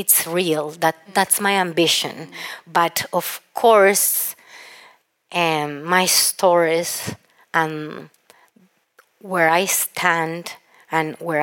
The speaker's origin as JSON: {"language": "English", "town": "Cali", "region": "Valle del Cauca", "country": "Colombia", "said": "I'm from Cali, a city that literally looks like it has huge ceiba"}